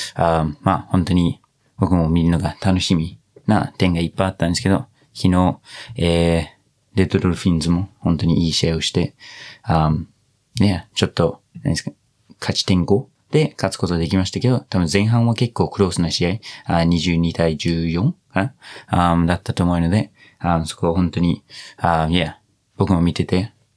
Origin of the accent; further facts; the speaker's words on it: New Zealand; Japanese is a second language; now in Japan; ずっとニュージーランド育ち